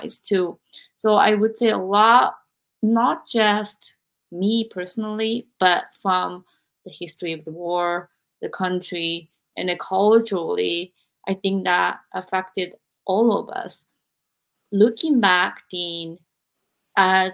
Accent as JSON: {"language": "English", "country": "Japan", "tie": "born or raised there", "moved": "as an adult", "said": "growing up, I was born in 1976 in Japan"}